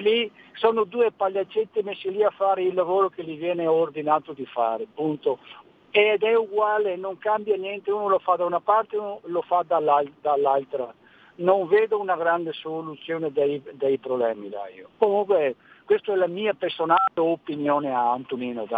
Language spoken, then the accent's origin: Italian; Veneto, Italy; io sono veneto